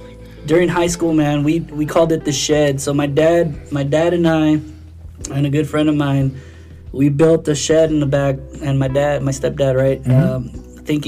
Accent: the Valley, Texas, United States; I'm from the Valley

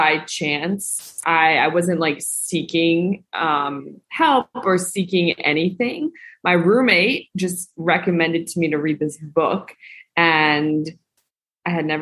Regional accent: Northeast, United States; moved away as an adult; now in Mexico; I grew up in the Northeast

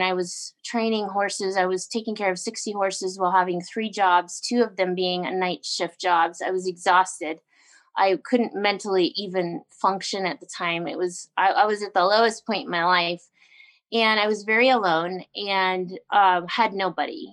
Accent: Canada; I grew up on the Alaska Highway

